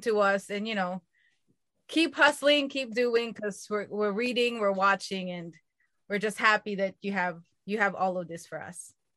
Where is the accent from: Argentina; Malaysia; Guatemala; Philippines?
Philippines; now in United States; I'm Filipino.